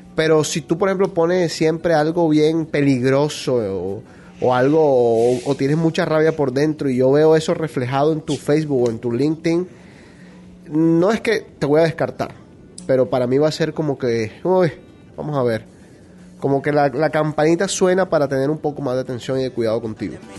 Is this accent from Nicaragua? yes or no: no; Barranquilla, Atlántico, Colombia; moved away; Enrique y yo somos de Barranquilla, nos criamos, crecimos, vivimos y todavía tenemos nuestras familias allá